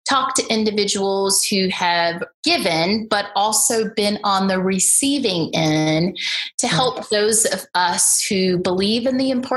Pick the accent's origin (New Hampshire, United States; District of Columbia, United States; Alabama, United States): Alabama, United States; Birmingham; I grew up in the Deep South in Birmingham, Alabama